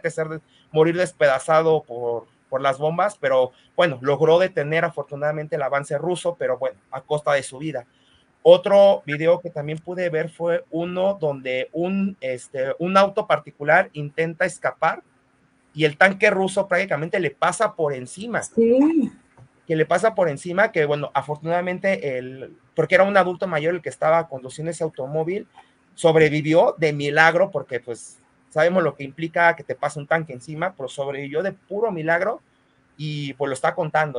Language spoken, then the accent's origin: Spanish; Mexico